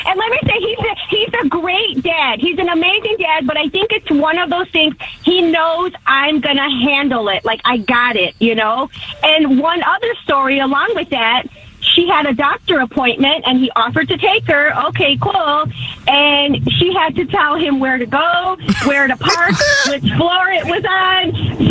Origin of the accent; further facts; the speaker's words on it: Chicago, Illinois, United States; now in Columbia, United States; I'm from Chicago. I moved away